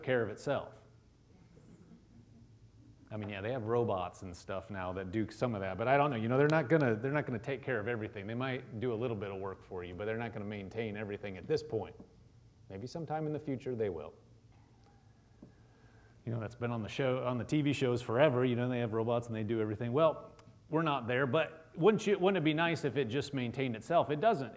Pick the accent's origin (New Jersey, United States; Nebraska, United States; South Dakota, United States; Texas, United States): Nebraska, United States; I am from Nebraska, but, you know, I never was actually a farmer. You know, we have a lot of farmers in Nebraska